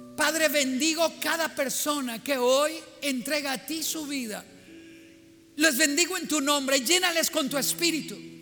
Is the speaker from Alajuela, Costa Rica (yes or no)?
no; Cañas, Guanacaste, Costa Rica; yo soy de Cañas, de Guanacaste, el hijo de Toño y Adela